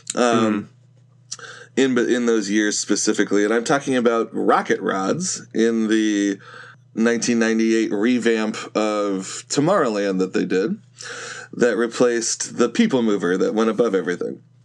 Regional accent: Northern California, United States; I grew up in Northern California

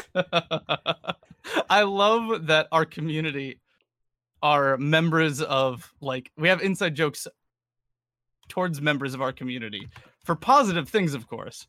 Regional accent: New England, United States

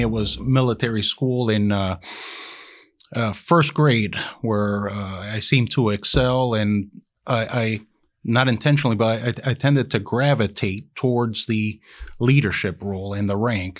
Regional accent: Miami, Florida, United States; I was born in Miami, Florida

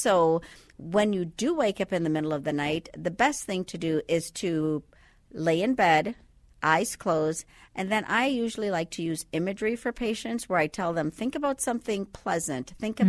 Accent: Andros, Bahamas; Well, I'm from the Bahamas. You can't quite tell by the accent right now, but originally from the Bahamas. So Andros is actually the largest island in the Bahamas, and I happen to be from that island.

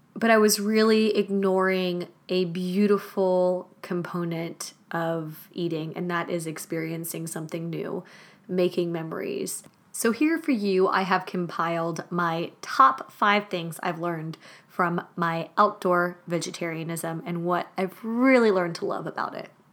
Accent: Germany; moved away; also born or lived in Madrid, Spain; Growing up in Germany meant that meat and potatoes was a basic foundation for most of my meals

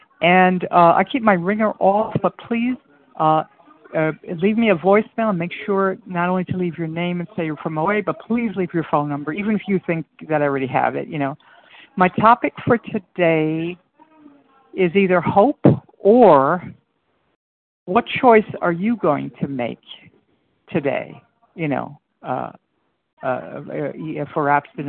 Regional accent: New York City, New York, United States; moved away; because I'm in a strange land and with strange ways, and you know, I came from New York City, and it's a little tough

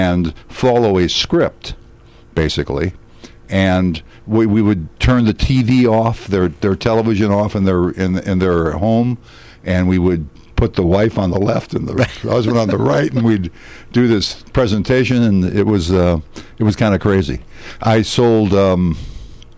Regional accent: Gary, Indiana, United States; I'm from the Chicago area. I grew up in Gary, Indiana

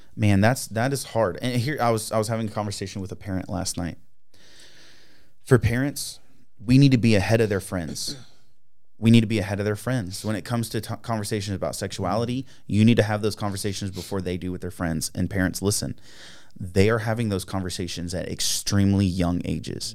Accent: United States; as an American

